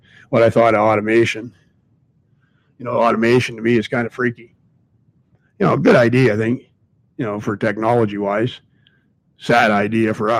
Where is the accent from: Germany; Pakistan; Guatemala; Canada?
Canada; I'm Canadian, but, you know, I got a lot of family in the U.S.